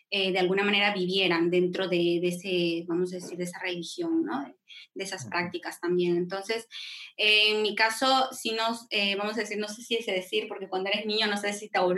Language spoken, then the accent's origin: Spanish; Lima, Peru; moved away as an adult; now in Spain; estamos hablando aquí desde España, yo vivo actualmente en España, pero nací en Perú, en Lima, Perú. ya tengo casi nueve años viviendo aquí